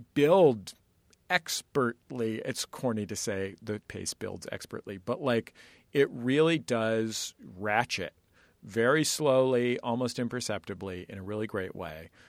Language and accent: English; San Francisco, California, United States; I'm from San Francisco